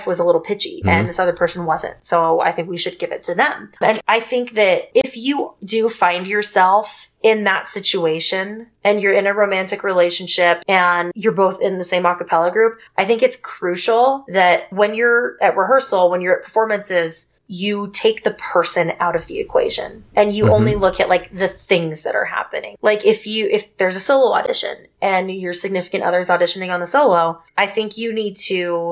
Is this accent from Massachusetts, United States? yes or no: no; Texas, United States; I grew up in Texas